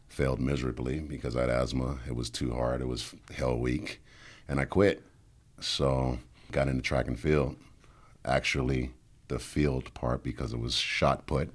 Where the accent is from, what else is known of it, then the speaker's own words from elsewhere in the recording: New Orleans, Louisiana, United States; I'm from New Orleans